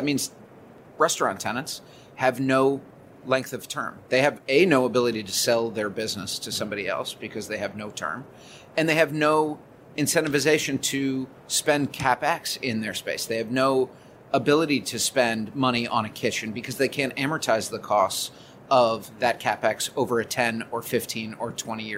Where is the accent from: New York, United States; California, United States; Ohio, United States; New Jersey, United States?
New York, United States; as a New Yorker and as somebody who walks and lives and shops in this city